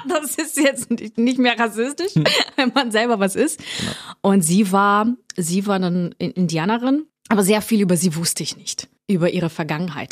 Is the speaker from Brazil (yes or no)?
yes; Itaguaí, Rio de Janeiro, Brazil; German is a second language; also born or lived in Hamburg; now in Germany; ich komme aus Rio, aus einer Stadt, die heißt Itaguaí. Das ist eine kleine Stadt